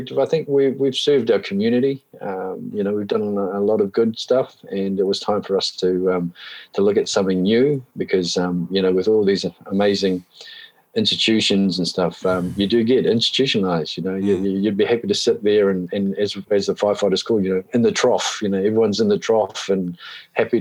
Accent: Hawke's Bay, New Zealand; moved away as an adult; also born or lived in Otago; now in Taranaki, New Zealand; I grew up over in Hawke's Bay. So Hawke's Bay boy

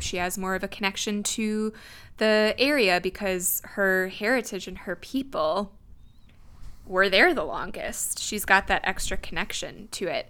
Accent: Wisconsin, United States; we grew up in Wisconsin.

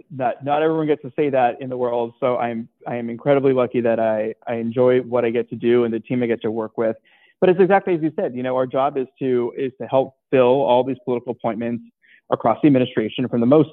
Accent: Seattle suburbs, Washington, United States; also born or lived in India / Atlanta; growing up in the Seattle suburbs

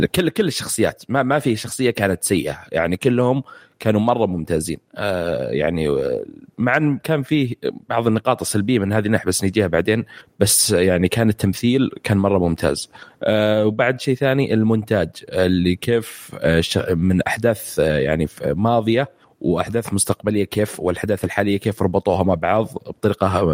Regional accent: Saudi Arabia; عندنا في السعوديه

